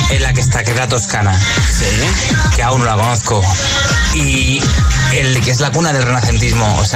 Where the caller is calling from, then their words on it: Móstoles, Community of Madrid, Spain; de Móstoles, Madrid.